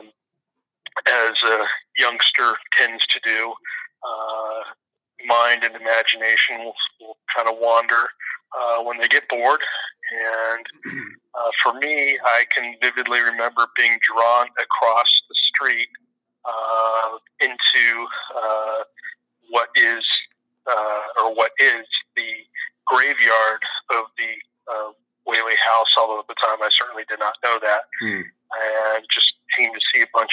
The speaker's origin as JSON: {"language": "English", "region": "Southern California", "country": "United States", "moved": "yes", "said": "I'm originally from the West Coast, Left Coast, some refer to it, Southern California primarily"}